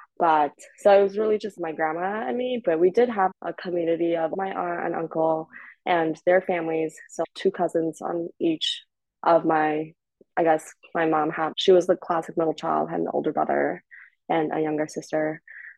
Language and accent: English; China; also born or lived in Toronto, Canada; I had to move back to China for a bit to be raised by my grandparents. So I was born in Toronto, but my mom came over when she was like 9 months pregnant with me.